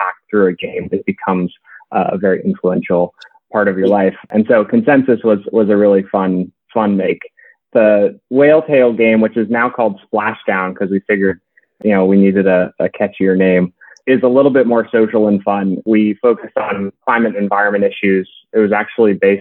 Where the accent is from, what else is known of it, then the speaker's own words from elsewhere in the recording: New Hampshire, United States; moved away as an adult; now in Washington, D.C., United States; I grew up in New Hampshire and a family of educators